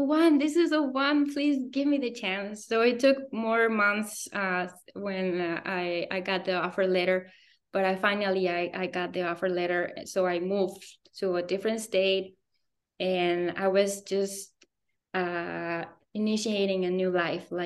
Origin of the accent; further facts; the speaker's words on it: Morelia, Michoacán, Mexico; moved away as an adult; also born or lived in Guanajuato / Querétaro; I grew up in Morelia, is my home state in Michoacán.